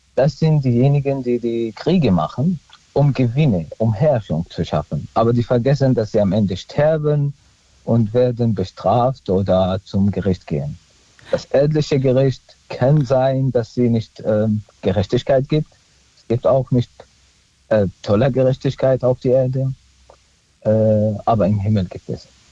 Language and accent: German; Syria; also born or lived in Neustadt; now in Germany; ich bin Christ aus Syrien, ich spreche Jesus-Sprache immer noch